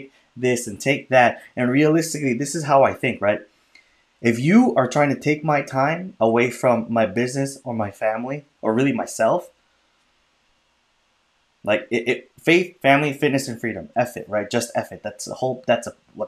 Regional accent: Chicago, Illinois, United States; also born or lived in California; born in California, and then I grew up in Chicago, and then we moved to the suburbs when I was like in sixth grade

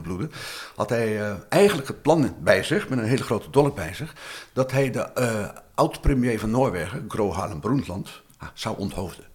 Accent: Rotterdam, South Holland, Netherlands; ik kom uit een arbeidersbuurt in Rotterdam

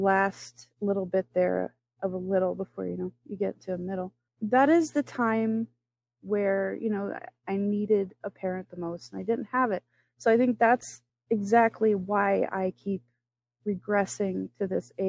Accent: Florida, United States; now in Michigan, United States; I am from Florida. I now live in Michigan

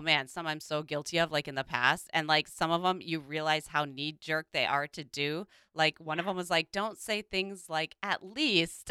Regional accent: Midwest, United States; growing up in the Midwest

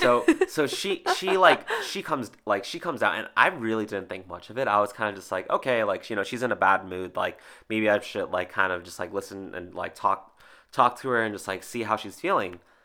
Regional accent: New Jersey, United States; I was born and raised in New Jersey

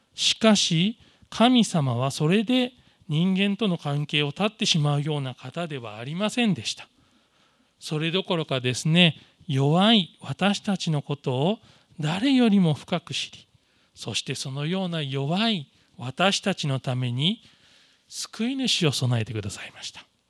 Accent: Gifu, Japan; moved away; 自分の実家の岐阜

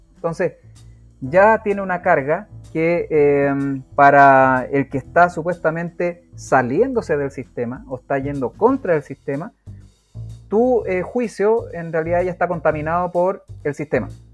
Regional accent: Rancagua, O'Higgins, Chile; Yo soy de Rancagua, por eso digo la capital

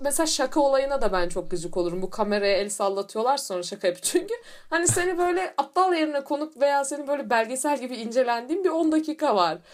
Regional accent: Turkey

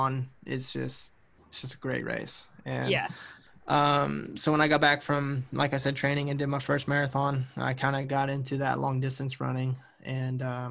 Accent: Kansas, United States; I'm from Kansas

